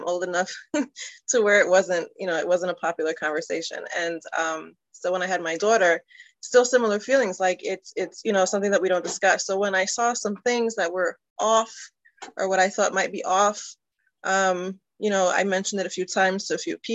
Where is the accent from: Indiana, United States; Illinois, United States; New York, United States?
New York, United States; New York City; moved away as an adult; also born or lived in Delaware County, Pennsylvania; I'm originally from New York City